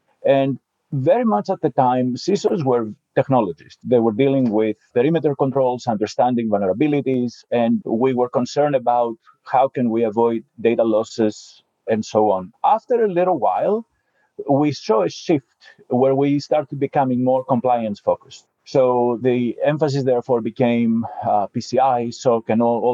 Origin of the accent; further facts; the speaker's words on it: Greece; moved away; I was born in Greece.